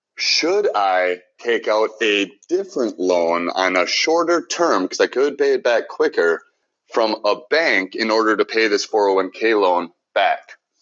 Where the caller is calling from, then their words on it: Minnesota, United States; I'm calling from Minnesota